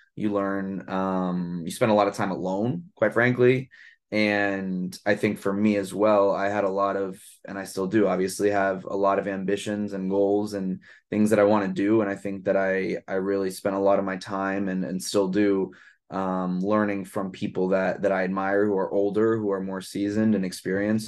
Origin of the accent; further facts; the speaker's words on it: New York City, New York, United States; also born or lived in Santa Barbara, California / Boston, Massachusetts; born and raised in Brooklyn, New York, um, I live here now as well